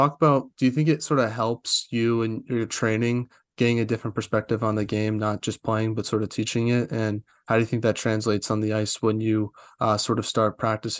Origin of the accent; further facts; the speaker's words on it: United States; tough day for me as an American